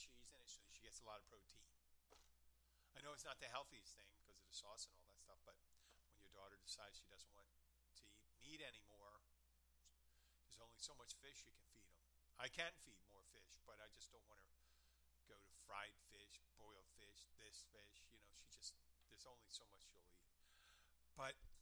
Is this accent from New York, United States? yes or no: no; Pennsylvania, United States; I'm from Pennsylvania